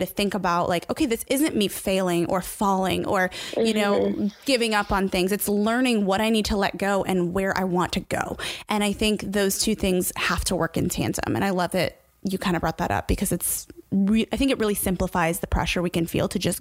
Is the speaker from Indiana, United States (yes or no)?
yes; Indiana, United States; I'm from Indiana